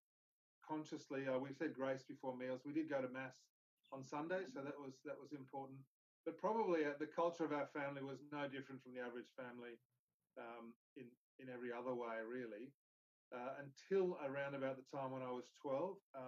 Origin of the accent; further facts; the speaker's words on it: Brisbane, Queensland, Australia; also born or lived in Pietermaritzburg, South Africa; I grew up in Brisbane primarily